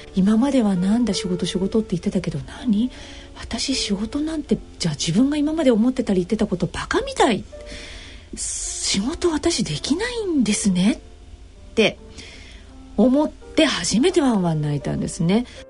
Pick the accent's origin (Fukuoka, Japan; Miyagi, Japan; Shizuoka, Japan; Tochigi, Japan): Tochigi, Japan; moved away; 私の実家の両親のいる栃木県でのリハビリ生活に入るようになったんです